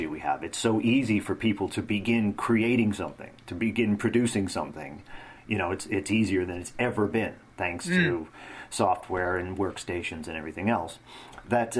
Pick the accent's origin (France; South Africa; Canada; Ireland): Canada; Northern Canada; my hometown in northern Canada